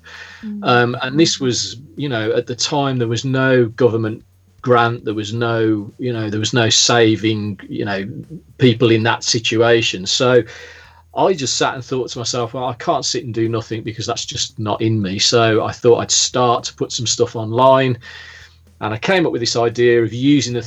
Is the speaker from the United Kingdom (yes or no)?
yes; the Midlands, England, United Kingdom; moved away as an adult; also born or lived in Staffordshire; now in Lyme Regis, United Kingdom; I am originally from the Midlands, as if you couldn't tell